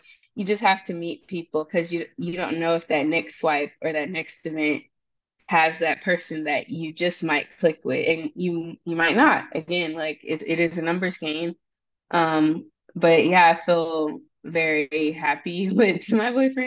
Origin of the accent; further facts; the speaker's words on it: the South, United States; moved away as an adult; also born or lived in Syracuse, New York; I'm also from the South